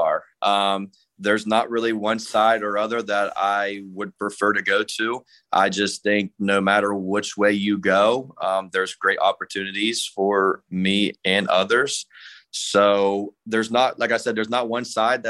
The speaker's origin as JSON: {"language": "English", "area": "Monroe County", "region": "Ohio", "country": "United States", "tie": "born or raised there", "said": "my hometown, my area where I'm from, Monroe County"}